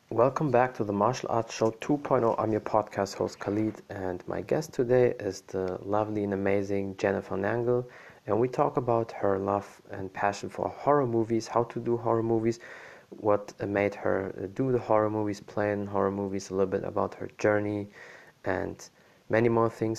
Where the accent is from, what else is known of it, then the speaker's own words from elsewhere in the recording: Germany; I'm from Germany